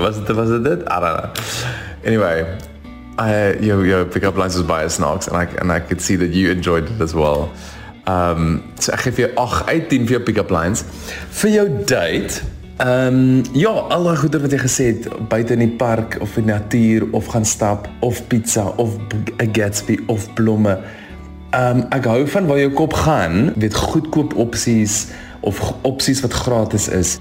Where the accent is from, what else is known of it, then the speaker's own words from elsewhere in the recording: Stellenbosch, Western Cape, South Africa; ek kom van Stellenbosch af